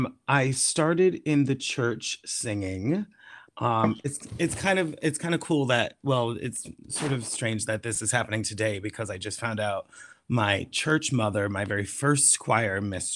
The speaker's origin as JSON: {"language": "English", "town": "Norwich", "region": "Connecticut", "country": "United States", "tie": "born or raised there", "also_born_or_lived": "New York City", "said": "Growing up in Connecticut"}